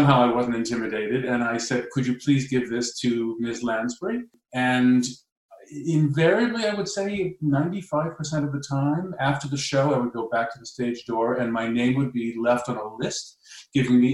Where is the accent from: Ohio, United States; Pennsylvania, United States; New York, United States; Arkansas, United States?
New York, United States; I grew up in New York, and like anybody, any child, or most children that grow up in New York, there's an exposure to tremendous cultural input.